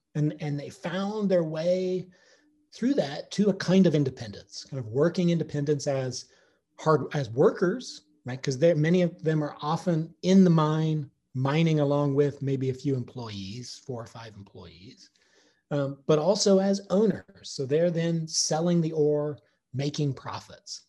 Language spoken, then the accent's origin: English; Mount Vernon, Missouri, United States; also born or lived in Joplin, Missouri; I'm from Lawrence County, so from Mount Vernon. So, you know, 35 miles east of Joplin.